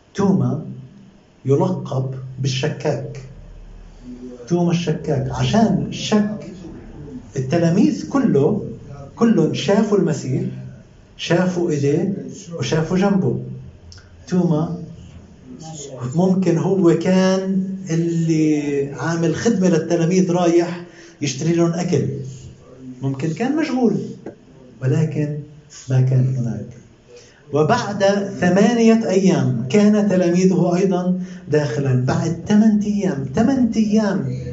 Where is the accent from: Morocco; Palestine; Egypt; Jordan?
Palestine; ساكن عندنا بفلسطين